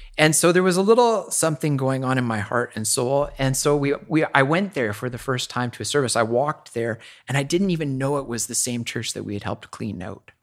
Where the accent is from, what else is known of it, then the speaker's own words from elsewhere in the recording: Chilliwack, British Columbia, Canada; moved away as an adult; also born or lived in Whitehorse; I grew up there. It's my hometown